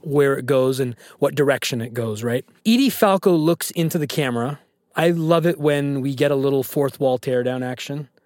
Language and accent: English; California, United States; I lived in California. I grew up in California